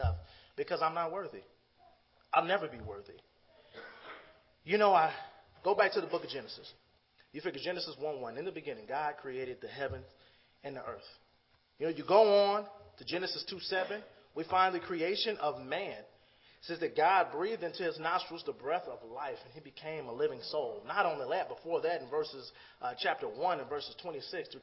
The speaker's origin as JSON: {"language": "English", "town": "Chicago", "region": "Illinois", "country": "United States", "said": "I'm from the Chicago area"}